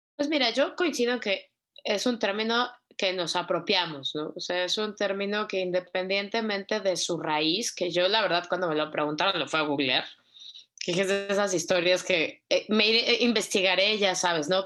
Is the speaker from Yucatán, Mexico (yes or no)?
no; Mexico City, Mexico; vengo de Ciudad de México.